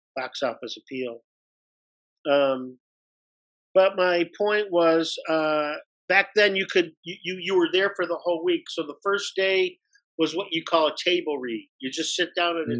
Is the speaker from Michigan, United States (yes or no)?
yes; Detroit, Michigan, United States; I was born and raised in Detroit, Michigan